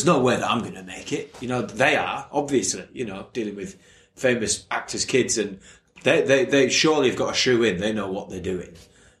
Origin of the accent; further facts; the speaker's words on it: Leeds, Yorkshire and the Humber, United Kingdom; accent: Leeds; I'm still just a chimney sweep from Leeds.